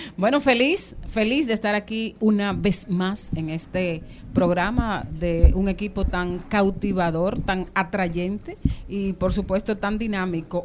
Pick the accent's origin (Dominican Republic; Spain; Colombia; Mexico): Dominican Republic; Monte Plata; yo que crecí en Macondo, digo en Monteplata